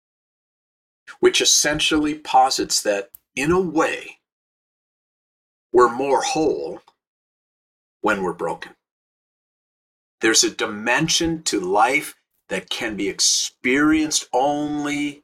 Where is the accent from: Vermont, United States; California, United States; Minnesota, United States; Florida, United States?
Minnesota, United States; St. Louis Park; now in Los Angeles, United States; I grew up in Minnesota in a suburb, first ring of suburbs outside of Minneapolis called St. Louis Park.